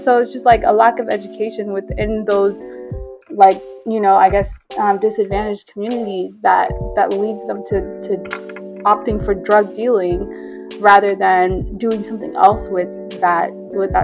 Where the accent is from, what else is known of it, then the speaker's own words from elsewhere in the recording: Ethiopia; moved away; I'm from Ethiopia.